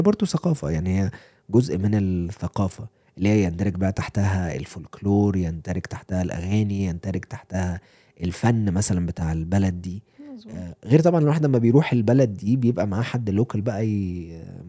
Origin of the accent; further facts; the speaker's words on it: Cairo, Cairo Governorate, Egypt; moved away as an adult; also born or lived in Atlanta, United States; now in Colorado, United States; انا كواحد جاي من القاهره